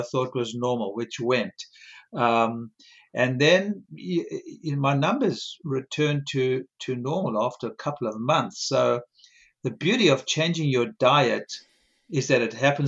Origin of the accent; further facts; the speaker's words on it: South Africa; moved away; I grew up in South Africa